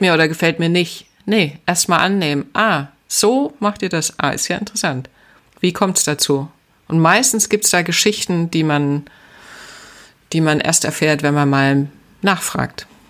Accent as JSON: {"language": "German", "country": "Germany", "also_born_or_lived": "Atlanta, United States", "moved": "yes", "said": "ich bin ja damals auch schon aus der DDR geflüchtet"}